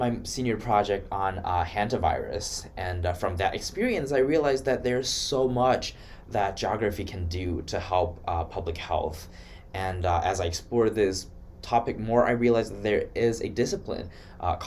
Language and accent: English; Wuhan, Hubei, China; moved away as an adult; now in Iowa, United States; I'm from Wuhan, China